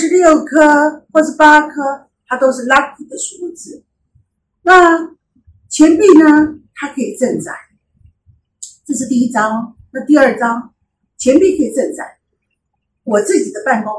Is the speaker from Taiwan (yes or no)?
no; China; 我们中国人是不是过年的时候大家都有红包袋？